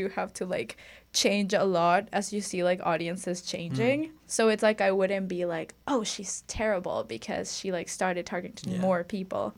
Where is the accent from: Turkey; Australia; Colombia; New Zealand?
Colombia; Bogota; moved away as an adult; also born or lived in Canada; now in Toronto, Canada; I grew up in Bogota